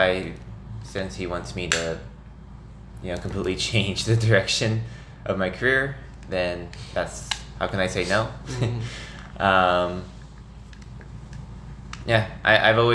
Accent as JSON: {"language": "English", "town": "Nixa", "region": "Missouri", "country": "United States", "tie": "born or raised there", "moved": "as an adult", "lives_now": "St. Louis, United States", "said": "I grew up in Southwest Missouri, in a small town called Nixa."}